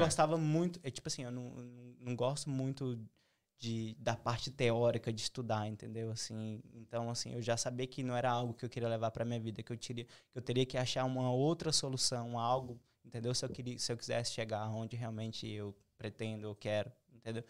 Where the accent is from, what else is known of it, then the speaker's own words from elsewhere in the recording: Tocantins, Brazil; moved away as an adult; eu sou o único tocantinense no mundo que tá aqui